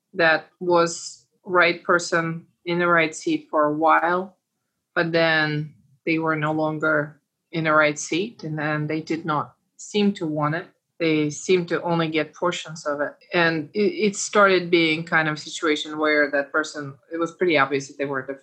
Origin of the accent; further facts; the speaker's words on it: Uzbekistan; now in United States; raised the way that I was raised in Uzbekistan